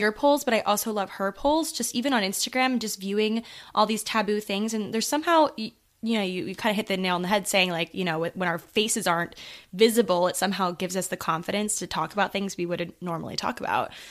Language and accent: English; Maryland, United States; moved away as an adult; now in New York City, United States; I'm currently in Maryland, so yeah, home, home